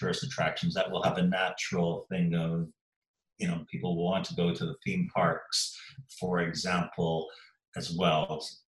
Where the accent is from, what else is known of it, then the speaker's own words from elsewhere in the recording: Eastbourne, South East England, United Kingdom; And, you know, I can see that in my hometown in Eastbourne. You know, we have the annual air show in August here, Airborne, which attracts 500,000 people a year.